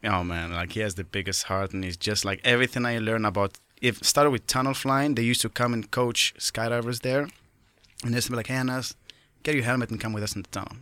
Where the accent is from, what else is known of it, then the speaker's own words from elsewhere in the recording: Morocco; moved away as an adult; as a kid growing up in Morocco